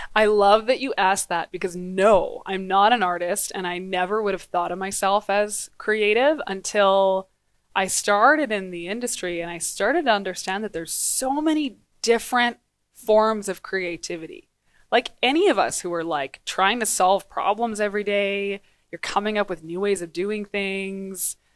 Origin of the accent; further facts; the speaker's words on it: Grande Prairie, Alberta, Canada; also born or lived in Dawson Creek, British Columbia; now in Edmonton, Canada; so I was born in Dawson Creek, B C, Northern B C, and grew up, uh, in Grand Prairie, Alberta